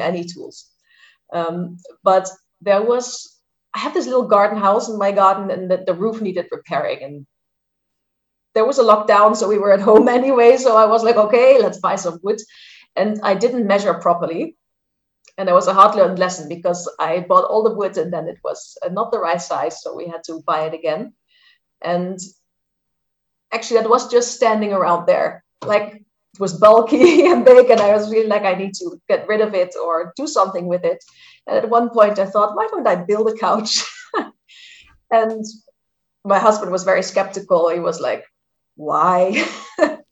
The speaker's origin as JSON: {"language": "English", "country": "Netherlands", "moved": "as an adult", "lives_now": "Germany", "said": "I live in Germany, although I'm Dutch from the Netherlands. I've lived here for quite some years already."}